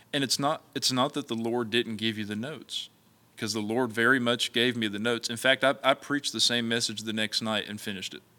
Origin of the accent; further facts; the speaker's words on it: Mullins, South Carolina, United States; growing up in Mullins was Uh, it, I loved it. It was a small, small town